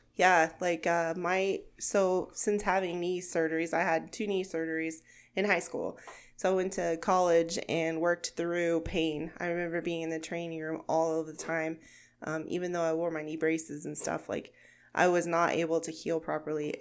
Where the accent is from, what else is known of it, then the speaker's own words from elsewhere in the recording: Gage, Oklahoma, United States; moved away as an adult; now in Sterling, Kansas, United States; I am from Gage, Oklahoma, which is a very small town